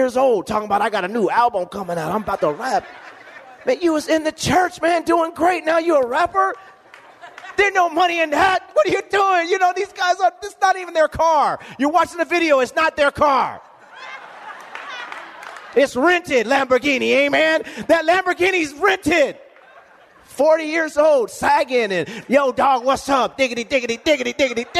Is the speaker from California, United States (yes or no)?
yes; Lompoc, California, United States; moved away; I go back to my hometown, and if anybody is from Lompoc